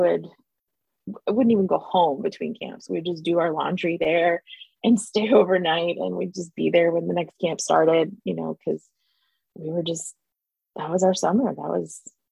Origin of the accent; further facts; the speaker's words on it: Pensacola, Florida, United States; moved away as an adult; also born or lived in Independence, Missouri; now in Atlanta, United States; I grew up in Pensacola, Florida, attending the North Pensacola congregation. Originally I was born in Independence, but we moved to Pensacola mid 80s